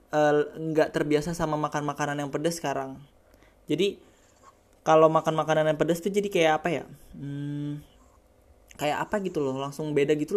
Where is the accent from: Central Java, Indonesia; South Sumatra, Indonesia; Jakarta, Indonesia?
Jakarta, Indonesia; born there; now in Yogyakarta, Indonesia; kan gue kan awalnya dari Jakarta kan. Maksudnya hmm. lahirnya dari Jakarta, terus gue pindah ke Jogja.